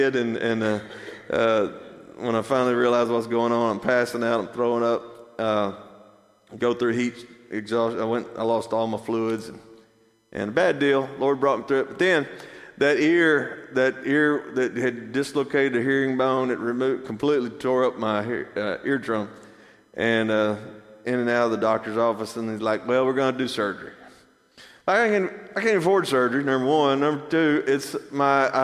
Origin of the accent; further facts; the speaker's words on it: Athens, United States; I grew up here. This is my hometown. And I know how Athens works